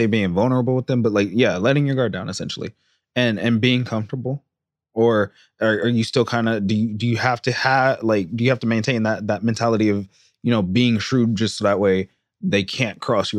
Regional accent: San Jose, California, United States; I grew up in San Jose, East San Jose to be exact.

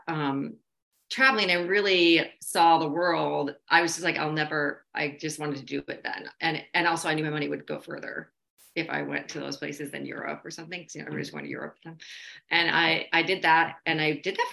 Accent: Minnesota, United States; also born or lived in Chicago; Minnesota is all I really remember growing up

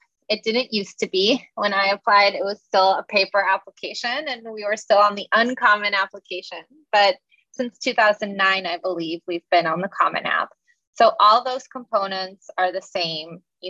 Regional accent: Chicago, Illinois, United States; I'm originally from Chicago, and I went to the University of Chicago as an undergrad

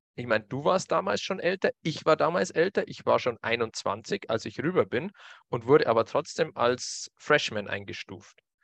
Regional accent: Bavaria, Germany; bei uns in Bayern

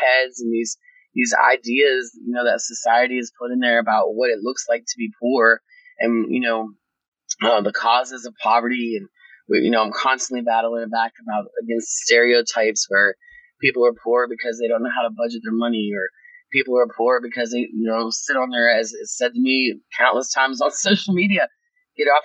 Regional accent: Wheeling, West Virginia, United States; I'm from the Wheeling area here in West Virginia. I'm a lifelong West Virginian

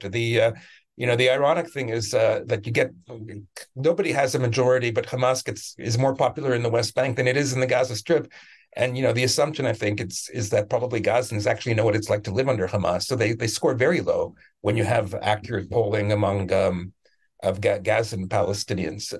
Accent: Canada; also born or lived in Israel; now in United States; I'm from Canada originally

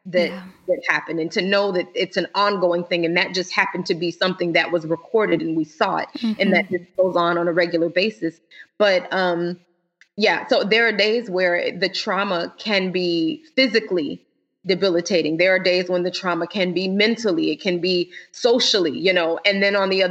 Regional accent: Florida, United States; now in Illinois, United States; We're originally from Florida

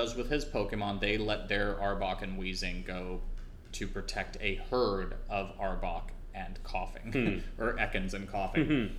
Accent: Trinidad & Tobago; born there; As I mentioned, I was born in Trinidad, and the Trinidadian flag colors are red, white, and black, so that color combination is pretty damn close to my native flag.

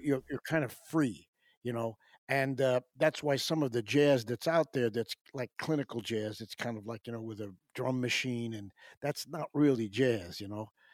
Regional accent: Pelham, New York, United States; also born or lived in Syracuse; in my hometown of Pelham

